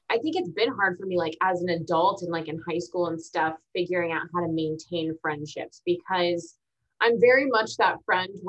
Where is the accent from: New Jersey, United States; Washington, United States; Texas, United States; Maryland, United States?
Texas, United States; also born or lived in Augusta, Georgia / Arizona / Virginia / Kansas; So then I was born in Augusta, Georgia. Then we moved to Arizona, Virginia, Kansas, and then Texas. Yeah. And then Texas. But I was in, I've been in Texas since I was eight, and a lot of my family is already here.